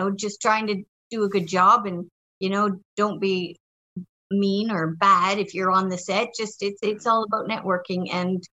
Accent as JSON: {"language": "English", "country": "Canada", "said": "I'm Canadian"}